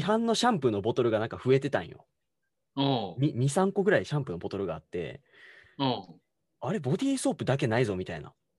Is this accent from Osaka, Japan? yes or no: yes; Osaka, Japan; 大阪で生まれ育った